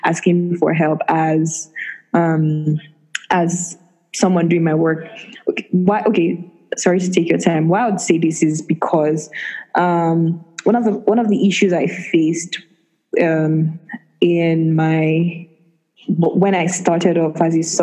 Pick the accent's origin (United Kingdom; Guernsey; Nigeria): Nigeria; as a Nigerian woman in tech